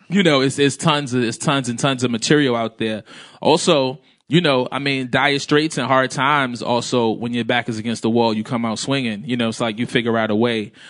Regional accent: New York City, New York, United States; I grew up in Brooklyn

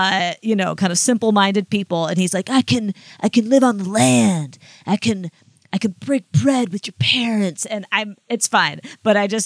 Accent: Iowa, United States; now in New York City, United States; whenever I tell people in New York City that I'm from Iowa

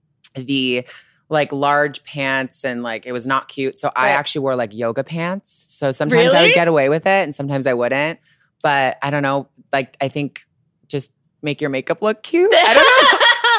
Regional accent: Toronto, Ontario, Canada

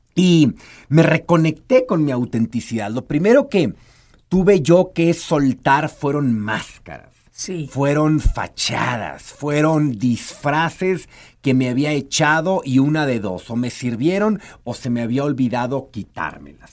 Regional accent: Mexico; hemos sido educados en su mayoría como mexicanos o como latinoamericanos

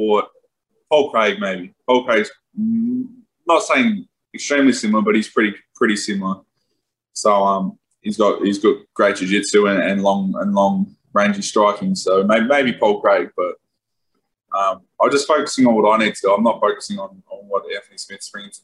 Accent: Australia

